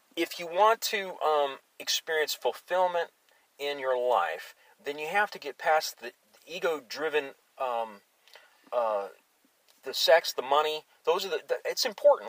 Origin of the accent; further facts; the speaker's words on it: Alaska, United States; moved away; I grew up in Alaska